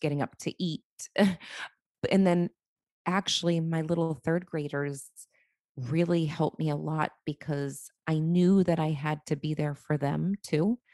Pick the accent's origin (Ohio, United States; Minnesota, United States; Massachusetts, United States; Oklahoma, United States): Massachusetts, United States; Boston; now in Tampa, United States; I'm from Boston, but I live in Tampa, Florida